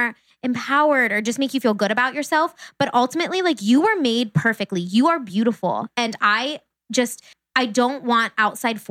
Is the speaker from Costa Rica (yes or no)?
no; Uniontown, Ohio, United States; I grew up in Uniontown, Ohio